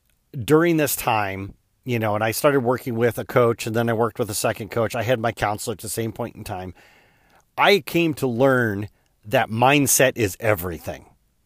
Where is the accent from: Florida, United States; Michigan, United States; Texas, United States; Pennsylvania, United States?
Michigan, United States; it's not because I grew up in Chicken Scratch, Michigan.